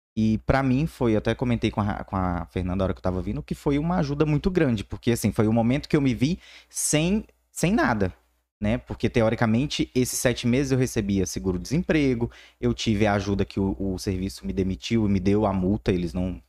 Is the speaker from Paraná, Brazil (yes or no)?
no; Palmas, Tocantins, Brazil; also born or lived in Araguaína; Então eu fui criado em Palmas